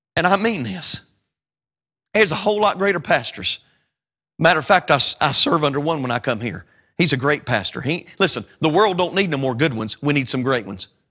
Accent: North Carolina, United States; We call tomatoes or tomatoes maters in North Carolina

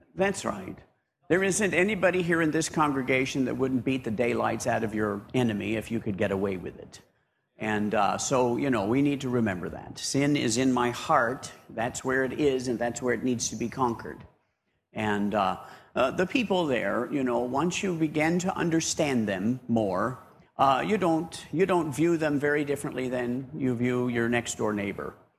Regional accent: United States; moved away as an adult; now in Papua New Guinea; being an American there

